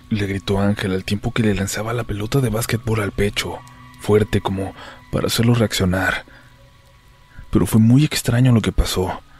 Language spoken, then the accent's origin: Spanish; Ciudad Juárez, Chihuahua, Mexico; Yo nací en Chihuahua, capital, pero cuando tenía 11 años mi mamá y yo dejamos a mi papá y sus malos tratos.